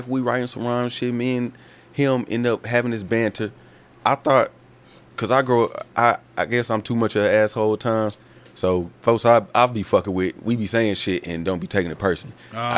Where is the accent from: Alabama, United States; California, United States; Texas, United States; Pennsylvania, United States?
Alabama, United States; moved away; also born or lived in Virginia; I'm from Alabama